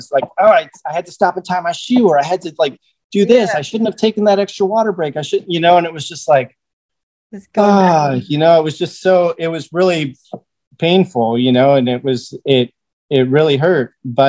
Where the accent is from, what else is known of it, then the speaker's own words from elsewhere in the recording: Arizona, United States; Because I came from Arizona and people were like, oh, you brought the heat with you.